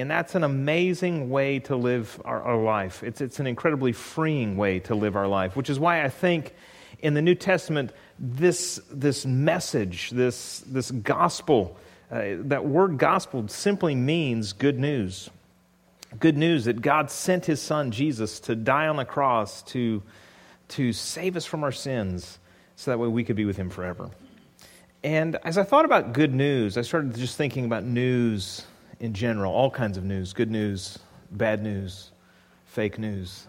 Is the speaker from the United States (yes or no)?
yes; California, United States; moved away; I grew up in California